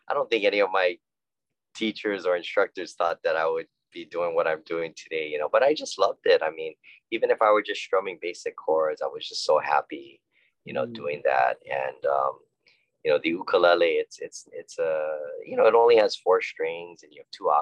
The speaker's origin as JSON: {"language": "English", "town": "Honolulu", "region": "Hawaii", "country": "United States", "tie": "born or raised there", "said": "I was born and raised in Honolulu, Hawaii"}